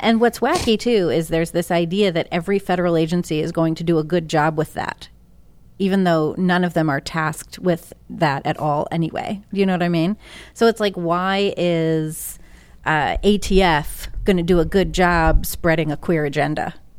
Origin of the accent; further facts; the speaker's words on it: Northeast, United States; also born or lived in Massachusetts / New York; I'm from the Northeast, born and raised.